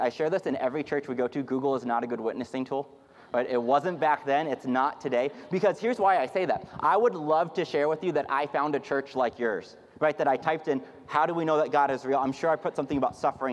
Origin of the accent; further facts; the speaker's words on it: Houston, Texas, United States; now in Dallas-Fort Worth Metroplex, United States; I'm from Houston, Texas